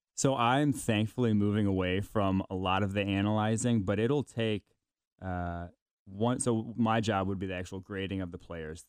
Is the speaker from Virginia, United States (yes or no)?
no; Milwaukee, Wisconsin, United States; I was born in Milwaukee, so I'm a Packers fan by birth